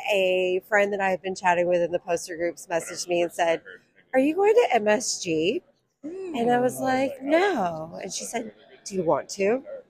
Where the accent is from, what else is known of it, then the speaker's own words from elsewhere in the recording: Knoxville, Tennessee, United States; I'm from Knoxville, Tennessee.